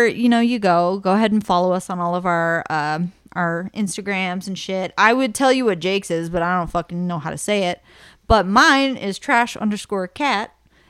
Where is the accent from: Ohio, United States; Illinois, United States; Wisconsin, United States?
Ohio, United States; Being born and raised in Ohio, you're built different.